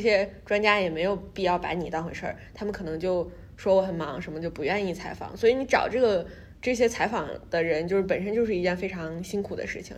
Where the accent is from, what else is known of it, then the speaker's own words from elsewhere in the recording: China; moved away as an adult; now in New York, United States; 因为我是中国来的，然后我又是一个中国女医生